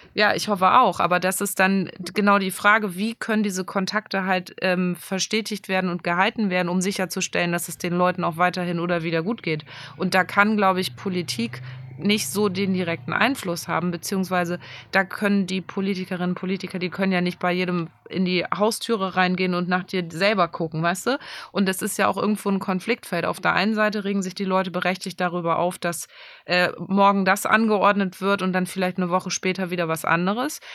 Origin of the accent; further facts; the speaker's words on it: Germany; bei uns in Deutschland